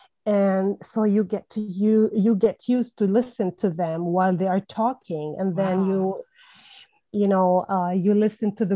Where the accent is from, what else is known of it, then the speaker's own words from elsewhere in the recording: Palestine; first language Levantine Arabic; English is a second language; my first language is Levantine Arabic. It's the language spoken in Palestine, as I'm Palestinian.